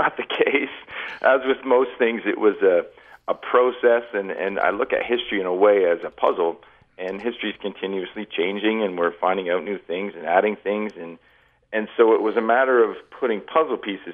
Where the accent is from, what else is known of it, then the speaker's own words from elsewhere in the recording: Canada; moved away as an adult; now in Grand Junction, United States; I'm born and raised in Canada.